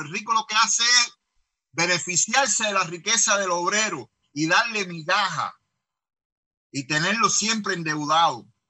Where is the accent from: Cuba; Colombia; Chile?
Cuba; Yo vengo también de un país del tercer mundo